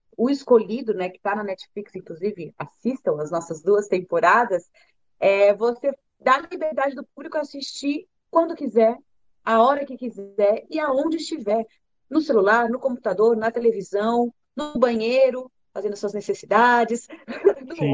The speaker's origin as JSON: {"language": "Portuguese", "country": "Brazil", "said": "eu sou brasileira"}